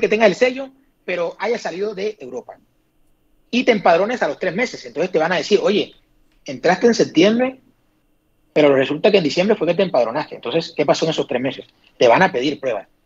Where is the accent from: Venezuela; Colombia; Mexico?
Colombia; now in Madrid, Spain; yo soy extranjero, yo me siento colombiano 100%